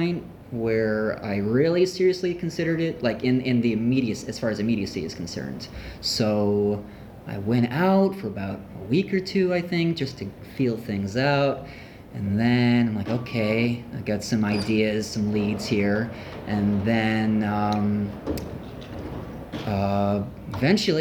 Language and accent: English; Ithaca, New York, United States; moved away as an adult; now in Los Angeles, United States; my hometown, which is Ithaca, New York.